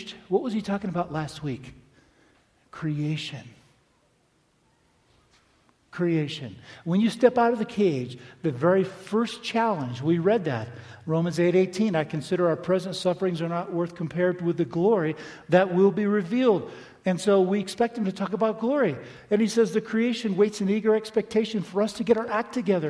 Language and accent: English; Palm Beach, Florida, United States; I grew up in Palm Beach on the beach